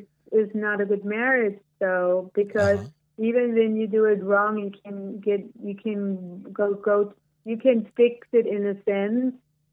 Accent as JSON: {"language": "English", "country": "Germany", "tie": "born or raised there", "moved": "yes", "said": "I come from Germany. My upbringing was completely different from Greg's upbringing."}